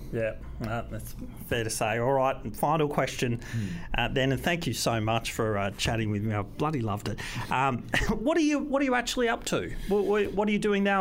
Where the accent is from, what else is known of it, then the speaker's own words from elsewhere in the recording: England, United Kingdom; moved away; I was born in England